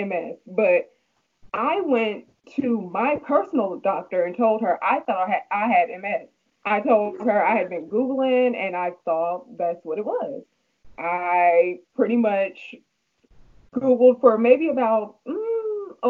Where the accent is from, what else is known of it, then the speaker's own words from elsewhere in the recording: Atlanta, Georgia, United States; I'm from Atlanta